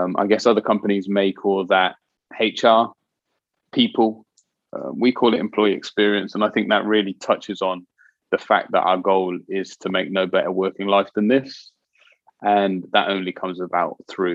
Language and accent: English; Oxford, South East England, United Kingdom; I grew up in Cowley, not far from the BMW plant, which was once Morris Motors